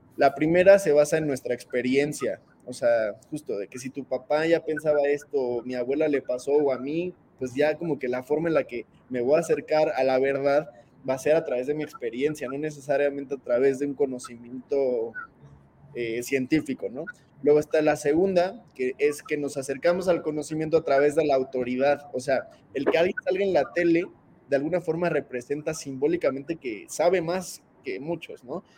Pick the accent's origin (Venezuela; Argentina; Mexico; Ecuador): Mexico; como mexicanos